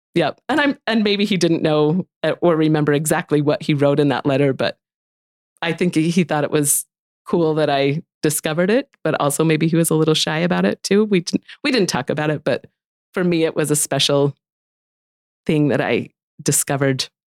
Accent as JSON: {"language": "English", "area": "Wayne County", "region": "Utah", "country": "United States", "tie": "born or raised there", "said": "all of my friends, we, we grew up in Wayne County together"}